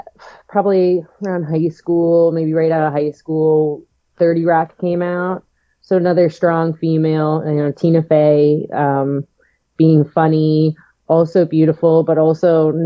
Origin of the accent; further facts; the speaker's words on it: Northeast Ohio, United States; moved away as an adult; also born or lived in New York; now in Cleveland, United States; I'm from the Northeast Ohio area